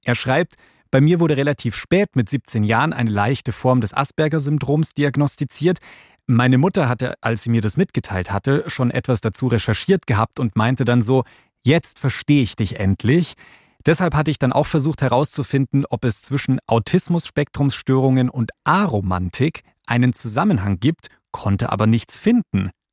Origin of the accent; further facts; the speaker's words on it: Bavaria, Germany; wir sind zwar queer, aber wir sind zum Beispiel beide in Bayern aufgewachsen